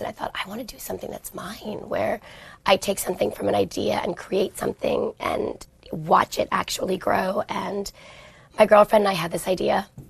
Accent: New York City, New York, United States; moved away; growing up in New York

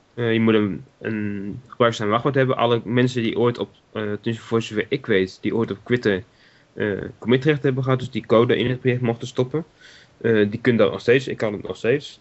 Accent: Netherlands; we als Nederlanders

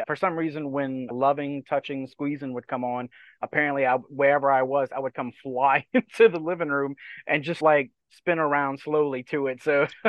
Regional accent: Dulac, Louisiana, United States; moved away; I'm from South Louisiana in a little swamp town called Dulac, right on the edge of the Gulf of Mexico. It's probably half in and out of the water now with all the hurricanes we've had in the last couple of years.

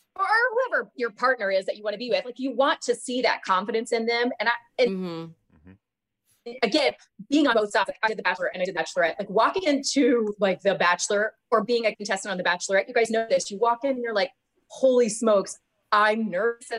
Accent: Georgia, United States; I am from the South. I'm from Georgia originally.

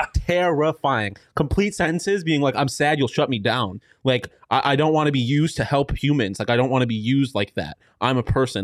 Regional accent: Texas, United States; I'm from Texas

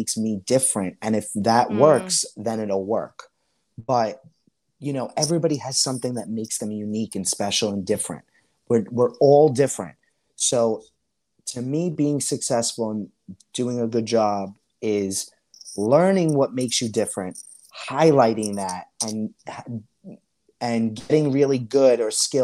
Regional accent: New York City, New York, United States; accent: Staten Island

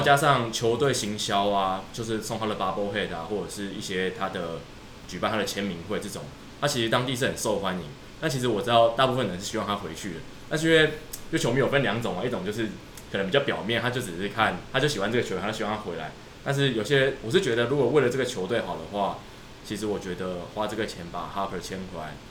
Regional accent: Taiwan; 我们台湾人在现场看就会觉得很有趣

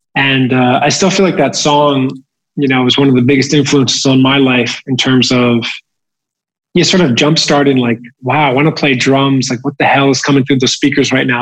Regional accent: New Jersey, United States; growing up in New Jersey, uh, we were like the only family not to have cable TV

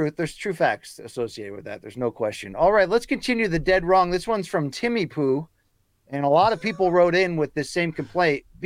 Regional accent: Naugatuck, Connecticut, United States; I guess it's a subconscious shout out to my hometown of Naugatuck, Connecticut, Luke, where for years factories willingly, openly pumped all of their chemicals into the Naugatuck River that splits the town in two

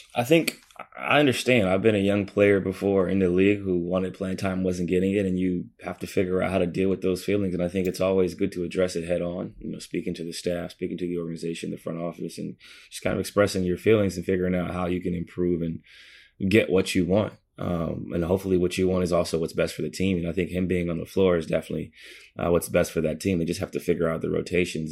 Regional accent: Midwest, United States; also born or lived in East Coast; I'm from the Midwest

